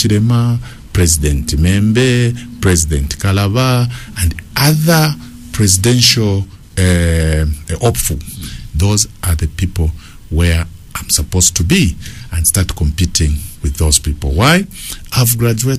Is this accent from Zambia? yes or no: yes; Ndola, Copperbelt Province, Zambia; also born or lived in Mpongwe, Zambia / Munali, Lusaka, Zambia; now in Lusaka, Zambia; Kabushi, that's my hometown